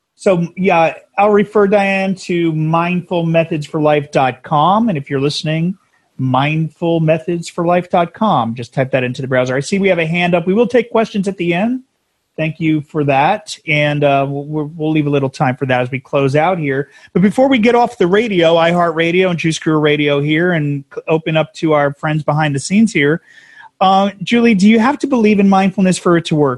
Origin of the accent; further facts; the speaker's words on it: New Jersey, United States; now in San Diego, United States; we were New Jersey, and we're we're transplants out here.